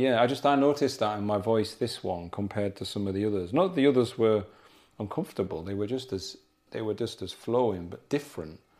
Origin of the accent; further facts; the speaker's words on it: South Durham, North East England, United Kingdom; moved away; also born or lived in Yorkshire; we're South, South Durham